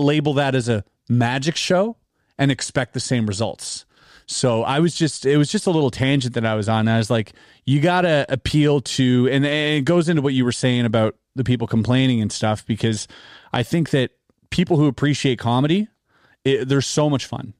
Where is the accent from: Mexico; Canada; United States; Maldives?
Canada; we're Canadian